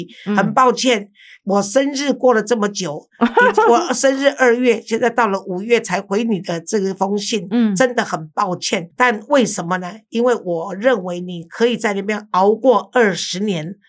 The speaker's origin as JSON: {"language": "Chinese", "country": "Taiwan", "said": "有我们台湾人的气质"}